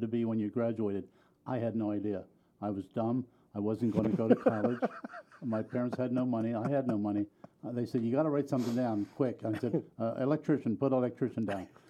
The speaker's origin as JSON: {"language": "English", "town": "Wilmington", "region": "Delaware", "country": "United States", "tie": "born or raised there", "said": "I was born and raised in Wilmington"}